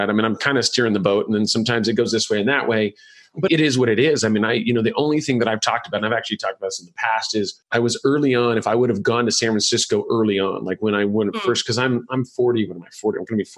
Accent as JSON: {"language": "English", "country": "Ireland", "said": "see, I'm Irish and I have this very beautiful milky white skin"}